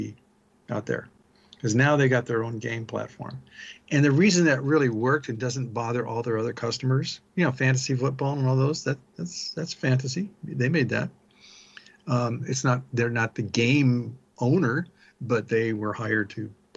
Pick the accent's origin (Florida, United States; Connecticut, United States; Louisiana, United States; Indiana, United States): Indiana, United States; South Bend; I grew up in South Bend, Indiana